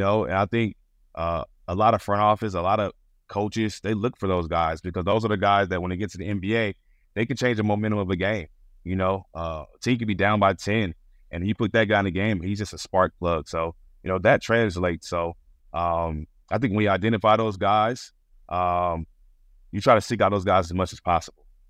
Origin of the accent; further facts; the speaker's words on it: Stone Mountain, Georgia, United States; moved away as an adult; now in New York, United States; I grew up in Stone Mountain, Georgia